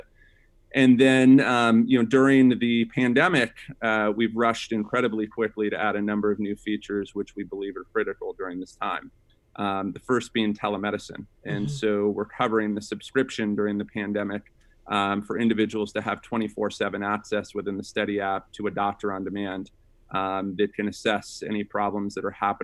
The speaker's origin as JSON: {"language": "English", "town": "Sacramento", "region": "California", "country": "United States", "tie": "born or raised there", "said": "I grew up in Sacramento, California, with a single mom"}